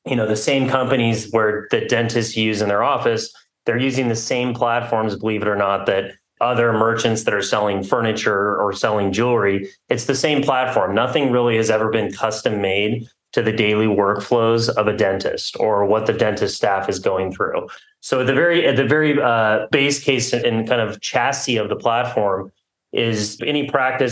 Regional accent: Southern California, United States; moved away as an adult; also born or lived in New York City / New Haven; I'm a local, born and raised in Southern California

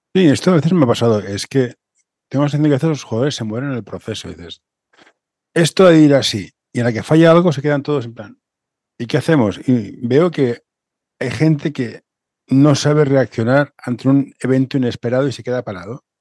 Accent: Barcelona, Catalonia, Spain; tú y yo somos del municipio de Barcelona

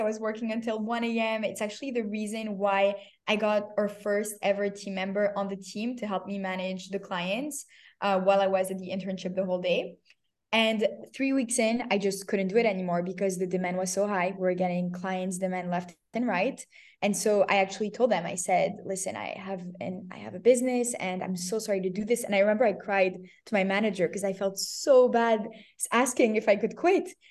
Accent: Canada; moved away as an adult; also born or lived in Paris, France / Tel Aviv, Israel / New York, United States; I was born in Paris, grew up in Canada

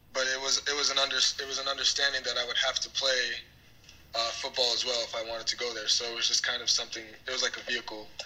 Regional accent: Toronto, Ontario, Canada; also born or lived in Mississauga, Ontario / Pickering, Ontario; I was born in Etobicoke. And for the earlier years of my life, we lived in Jane and Finch. And then we moved out to Mississauga for middle school.

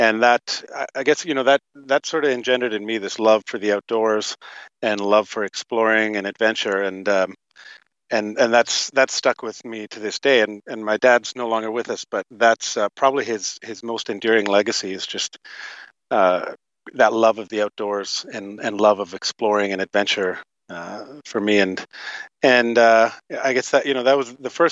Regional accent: Toronto, Ontario, Canada; moved away as an adult; also born or lived in Fernie, British Columbia; grew up in Toronto, Canada, Toronto, Ontario, Canada.

